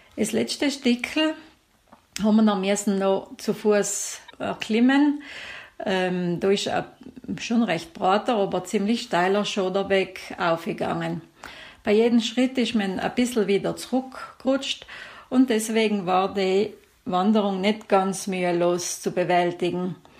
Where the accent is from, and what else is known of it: South Tyrol, Trentino-Alto Adige, Italy